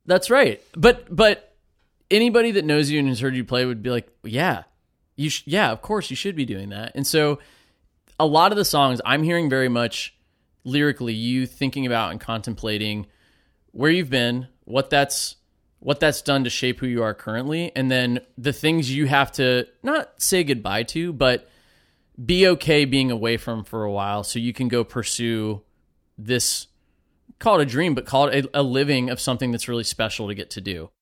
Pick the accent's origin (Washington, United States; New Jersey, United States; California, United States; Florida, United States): Florida, United States; Safety Harbor; I grew up in Safety Harbor also.